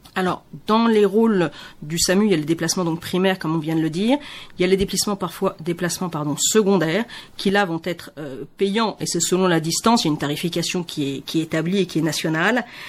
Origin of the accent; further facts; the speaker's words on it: Benin; en tant que béninois